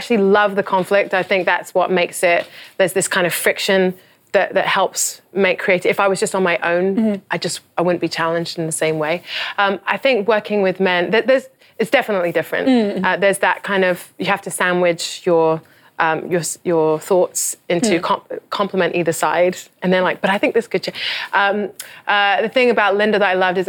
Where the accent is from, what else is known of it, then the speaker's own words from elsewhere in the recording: England, United Kingdom; now in United States; I'm from England. I'm a foreigner.